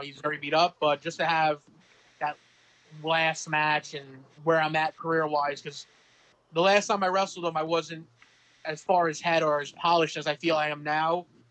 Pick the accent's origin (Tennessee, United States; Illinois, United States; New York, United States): New York, United States; Manorville; also born or lived in Monroe, Louisiana; I grew up predominantly in a town called Manorville